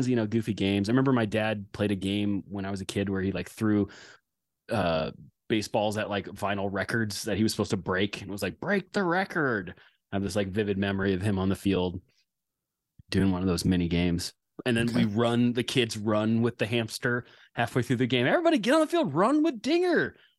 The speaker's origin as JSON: {"language": "English", "town": "Bellingham", "region": "Washington", "country": "United States", "tie": "born or raised there", "said": "I said I grew up on the Nooksack River, which is true"}